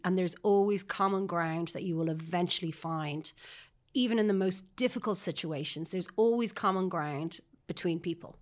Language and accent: English; Sutton, Leinster, Ireland; also born or lived in Paris, France; I grew up in Sutton